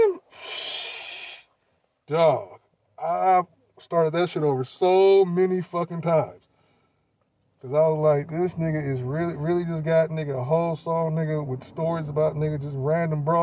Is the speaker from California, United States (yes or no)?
yes; the Bay Area, California, United States; we are both from the Bay, born and raised